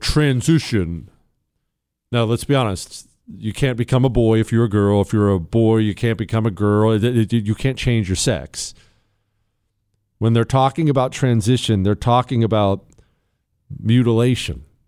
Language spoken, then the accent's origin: English; Montana, United States; I grew up in Montana.